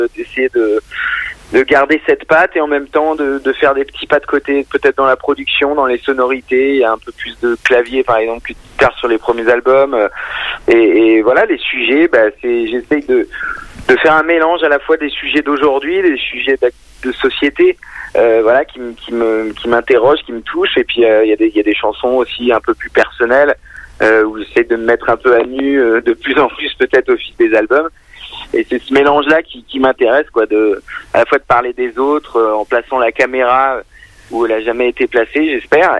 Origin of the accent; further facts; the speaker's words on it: Creuse, Nouvelle-Aquitaine, France; moved away as an adult; now in Paris, France; j'ai grandi dans la Creuse, donc euh, des origines vraiment rurales